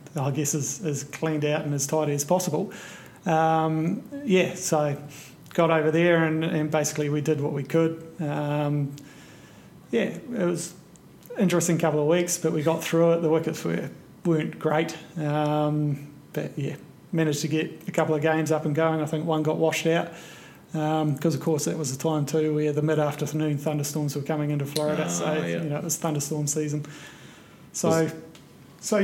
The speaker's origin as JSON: {"language": "English", "region": "Nelson", "country": "New Zealand", "tie": "born or raised there", "moved": "as an adult", "said": "I grew up in Nelson."}